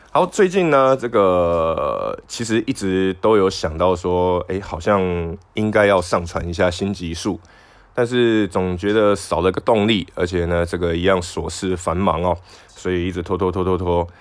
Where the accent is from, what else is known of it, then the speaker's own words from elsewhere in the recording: Tainan, southern Taiwan, Taiwan; 我们南部人